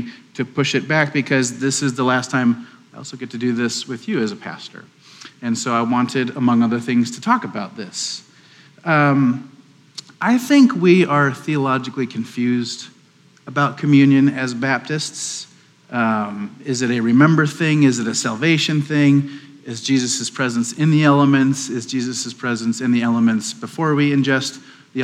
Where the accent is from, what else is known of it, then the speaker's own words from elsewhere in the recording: Wisconsin, United States; now in Waco, United States; I'm from Wisconsin